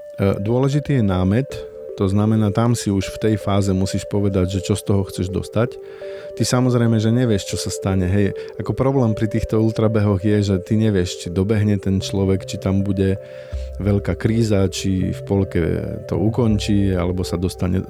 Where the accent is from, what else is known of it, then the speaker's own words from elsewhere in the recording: Slovakia; Ja pochádzam z Tatier